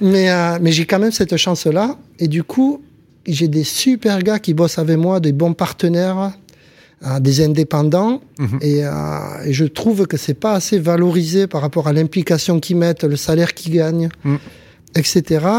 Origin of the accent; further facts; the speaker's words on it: Montpellier, Occitania, France; also born or lived in Béziers / Casablanca; chez nous, à Montpellier